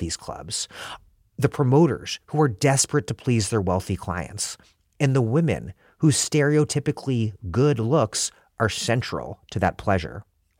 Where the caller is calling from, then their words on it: Providence, Rhode Island, United States; I'm broadcasting from Providence, Rhode Island.